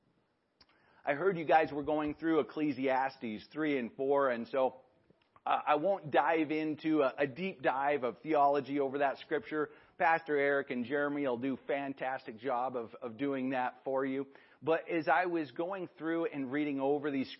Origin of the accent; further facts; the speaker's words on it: Libby, Montana, United States; I grew up in Libby, Montana. We moved out there in 1990.